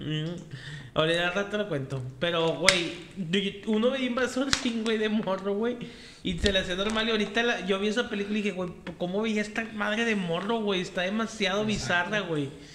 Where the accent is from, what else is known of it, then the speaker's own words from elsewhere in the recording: Monterrey, Nuevo León, Mexico; ya vivíamos aquí en Monterrey